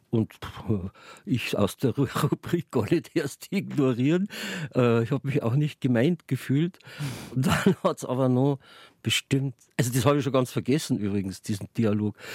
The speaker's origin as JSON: {"language": "German", "town": "Munich", "region": "Bavaria", "country": "Germany", "tie": "born there", "said": "Gebürtiger Münchner, aber durch den Beruf meines Vaters, der Landesvermesser war, waren wir halt ständig unterwegs."}